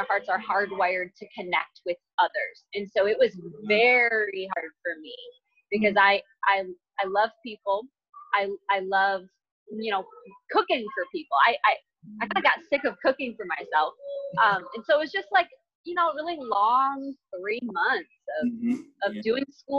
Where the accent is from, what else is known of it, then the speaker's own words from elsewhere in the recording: Michigan, United States; moved away as an adult; now in North Carolina, United States; I'm from Michigan, I'm living in North Carolina now. So I moved there without knowing anyone